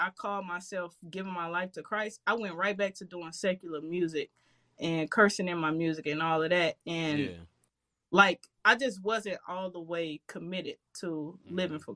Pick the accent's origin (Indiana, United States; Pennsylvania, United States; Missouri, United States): Missouri, United States; St. Louis; I grew up in Walnut Park, crazy neighborhood in St. Louis.